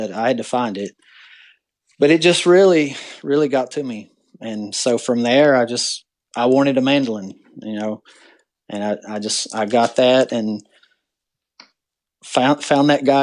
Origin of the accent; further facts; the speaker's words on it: Hazard, Kentucky, United States; also born or lived in Hyden, Kentucky; here in Hazard, Kentucky, my hometown